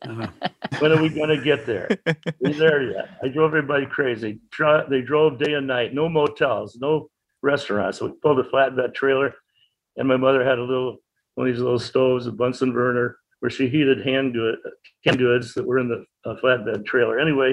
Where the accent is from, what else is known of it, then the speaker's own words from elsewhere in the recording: Winthrop, Massachusetts, United States; also born or lived in Boston, Massachusetts; I was born in Boston on June 16th, 1925, lived in Winthrop, which is a suburb of Boston near the ocean.